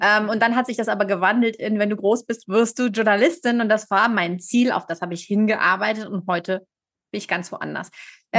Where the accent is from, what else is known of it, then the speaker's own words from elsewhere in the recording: Germany; moved away as an adult; now in Geneva, Switzerland; gebürtige Deutsche, lebe aber seit zehn Jahren in Genf in der Südschweiz